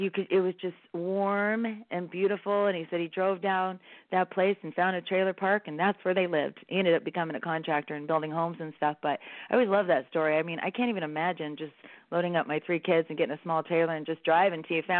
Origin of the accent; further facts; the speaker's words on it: San Bernardino, California, United States; I must be a true San Bernardinian or whatever you call it. Because I was born in San Bernardino.